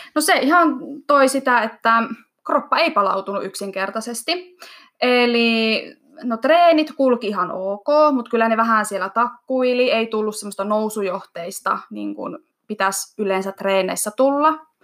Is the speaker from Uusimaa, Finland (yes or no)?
no; Iisalmi, North Savo, Finland; now in Kajaani, Finland; mä oon kotoisin Iisalmesta